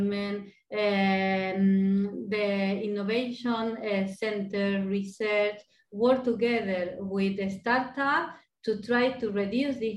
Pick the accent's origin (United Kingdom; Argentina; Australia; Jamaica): Argentina; moved away as an adult; now in Madrid, Spain; I'm from Argentina